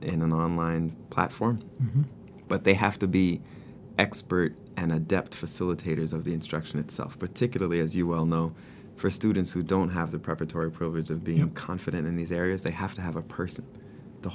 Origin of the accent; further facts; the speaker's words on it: New York City, New York, United States; I grew up in Brooklyn, New York. I'm city, all that.